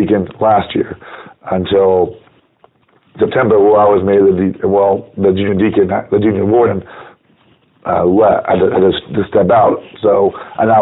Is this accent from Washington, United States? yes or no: yes; Washington, United States; moved away as an adult; also born or lived in South Carolina; now in Phoenix, United States; I came from Washington State, which is where I was born and raised